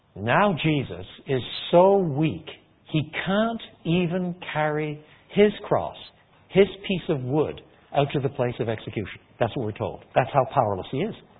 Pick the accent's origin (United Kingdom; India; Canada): Canada; I was born in Canada